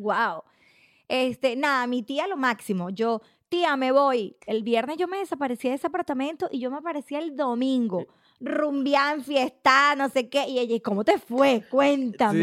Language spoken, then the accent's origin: Spanish; Cagua, Aragua, Venezuela; moved away as an adult; also born or lived in La Victoria, Venezuela / San Mateo, Venezuela / London, United Kingdom; now in Australia; soy de Cagua, como te expliqué antes. Este, nazco en La Victoria, me crio en San Mateo. Mis papás deciden mudarse a Cagua ahí hago el liceo